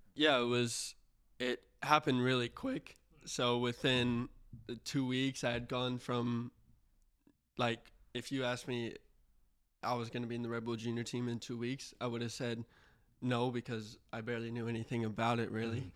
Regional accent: Houston, Texas, United States; I'm from Houston

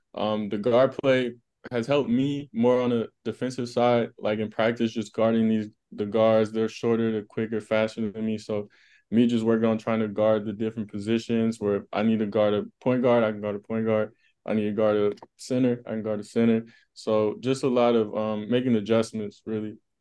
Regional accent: Las Vegas, Nevada, United States; moved away; I'm from Las Vegas. Um, that's my hometown

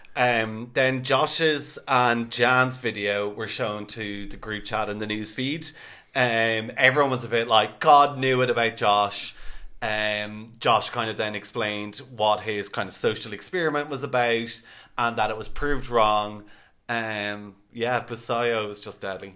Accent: Ireland; we were the typical Irish people getting off the flight

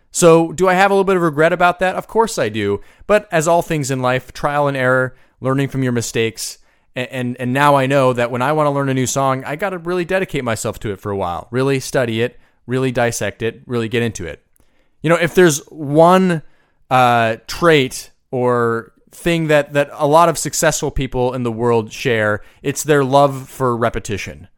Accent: United States; I'm from the United States

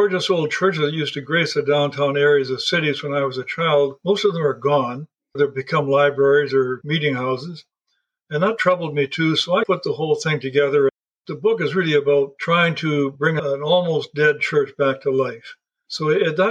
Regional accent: Alberta, Canada; also born or lived in Yukon / Northwest Territories; I was raised in Alberta's oil country as well as cattle and farm country

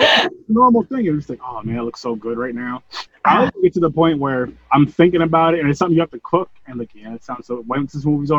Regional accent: New York, United States; I'm not from California. I'm from New York.

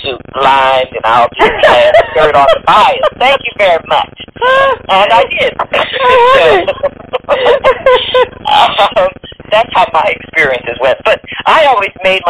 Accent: New York, United States; my mother and my family and growing up in New York

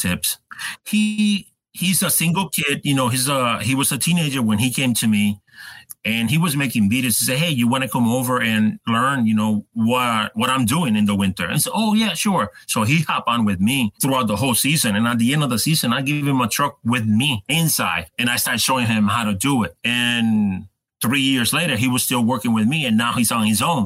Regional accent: Puerto Rico; moved away; I grew up in Puerto Rico

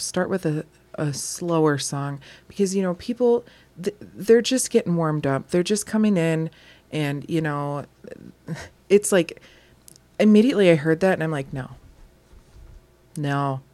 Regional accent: Wisconsin, United States; We're from Wisconsin.

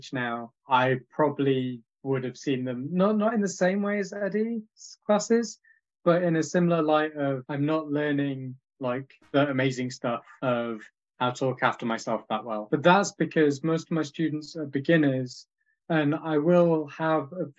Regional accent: Leeds, Yorkshire and the Humber, United Kingdom; I moved back from university to my hometown Leeds

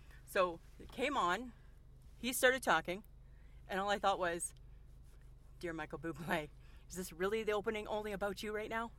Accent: Ontario, Canada; moved away; Because I'm old, like you. And I remember growing up in Ontario

